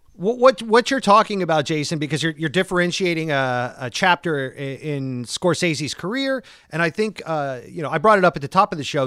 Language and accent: English; St. Augustine, Florida, United States; moved away; several years of my childhood growing up in the South in Florida